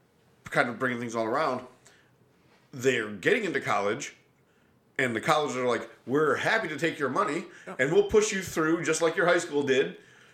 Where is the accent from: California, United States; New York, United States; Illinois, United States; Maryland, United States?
New York, United States; Buffalo; I'm from Buffalo.